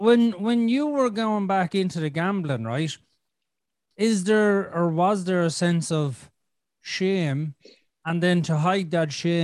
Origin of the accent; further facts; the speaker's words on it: Athlone, Ireland; I'm from Athlone, no, Dublin. Dublin is about 80 miles from me.